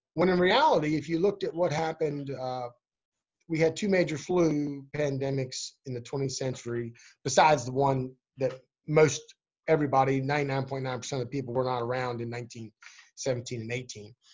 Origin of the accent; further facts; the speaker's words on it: Berkeley County, Swan Pond, West Virginia, United States; I grew up in Berkeley County on a farm in Swan Pond.